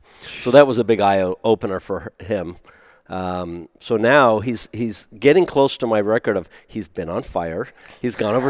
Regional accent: Seattle, Washington, United States; also born or lived in Germany / Eugene, Oregon; now in Portland, United States; We moved to Seattle, and then bounced back and forth between Eugene and Seattle for a little bit, and then settled in here. I think about third grade, second grade, something like that. And lived here pretty much all my life.

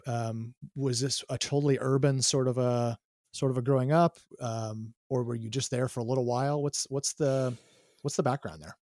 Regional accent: Myrtle Point, Oregon, United States; I grew up in a tiny town here in Oregon.

